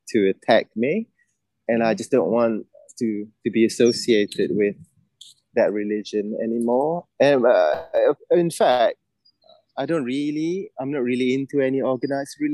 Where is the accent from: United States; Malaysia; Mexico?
Malaysia; moved away as an adult; now in United Kingdom; It's an all-boys school in my hometown.